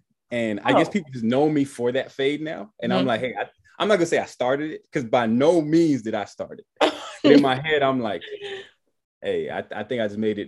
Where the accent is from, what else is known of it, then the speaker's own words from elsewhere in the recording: Miami, Florida, United States; now in Atlanta, United States; I'm originally from Miami, 305 Dade County. Still got my 305 number and everything. But I've been in Georgia now for 13 years.